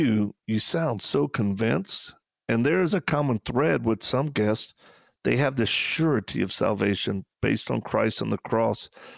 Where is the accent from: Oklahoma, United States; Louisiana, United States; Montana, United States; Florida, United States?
Louisiana, United States; Hey, we're from Louisiana.